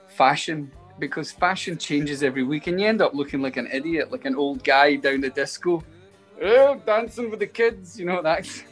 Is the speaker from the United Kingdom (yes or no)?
yes; Glasgow, Scotland, United Kingdom; now in Los Angeles, United States; we're Scottish